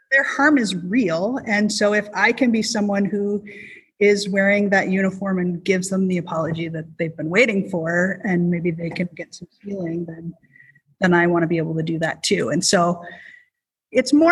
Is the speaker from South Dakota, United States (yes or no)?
yes; South Dakota, United States; Maybe it's because I'm from South Dakota.